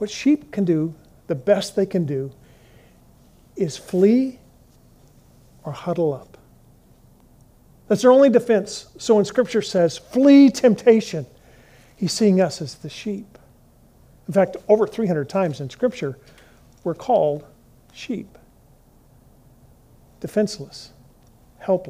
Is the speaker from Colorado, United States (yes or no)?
yes; Colorado, United States; I grew up in Colorado, and in Fort Collins